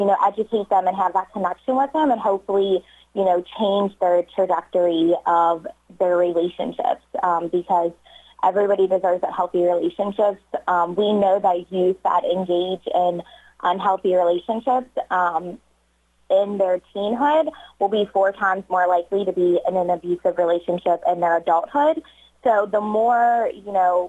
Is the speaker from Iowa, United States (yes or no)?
no; Northern Kentucky, United States; moved away as an adult; now in Batesville, United States